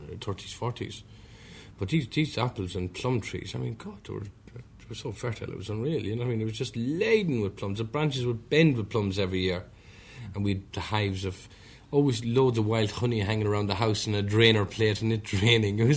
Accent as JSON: {"language": "English", "area": "County Meath", "region": "Leinster", "country": "Ireland", "tie": "born or raised there", "moved": "yes", "lives_now": "London, United Kingdom", "said": "I came from Elm Grove, previously Robinson, Blair, County Meath. Brought up in a very simple environment, thatched cottage"}